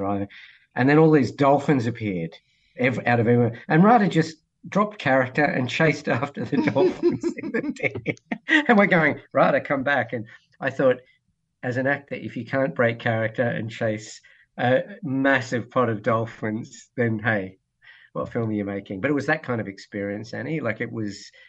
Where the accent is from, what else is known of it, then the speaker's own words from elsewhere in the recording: Blue Mountains, New South Wales, Australia; I grew up in the Blue Mountains, so I wasn't outside of Sydney.